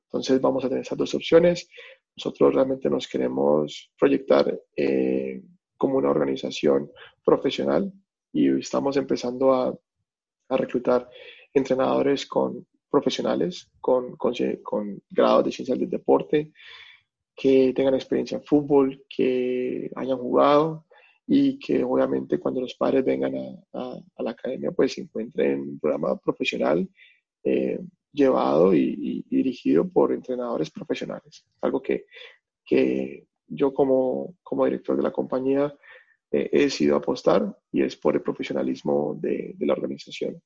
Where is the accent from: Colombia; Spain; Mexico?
Colombia; now in Melbourne, Australia; uno como colombiano